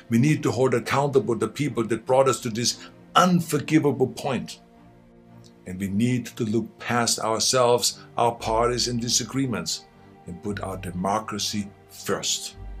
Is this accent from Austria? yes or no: yes; Austria; English is a second language; now in United States; I grew up in Austria.